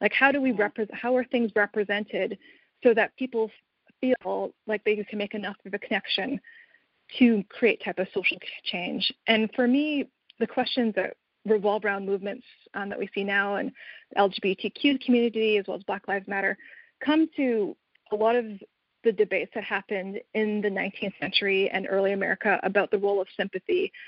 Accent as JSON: {"language": "English", "country": "Canada", "said": "I'm actually Canadian"}